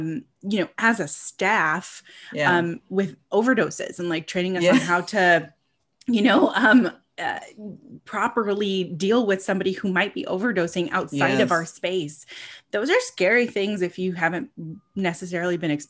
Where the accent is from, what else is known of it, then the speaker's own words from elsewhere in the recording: California, United States; moved away as an adult; also born or lived in Buffalo; I lived in California